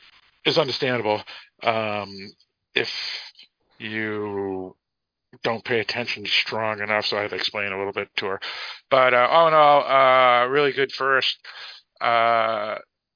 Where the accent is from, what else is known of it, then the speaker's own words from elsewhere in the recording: Boston, Massachusetts, United States; my hometown of Boston